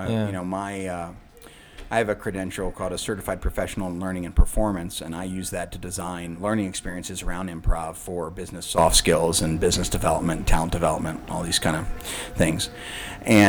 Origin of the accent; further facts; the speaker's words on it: East Coast, United States; moved away as an adult; now in Chicago, United States; I grew up in the East Coast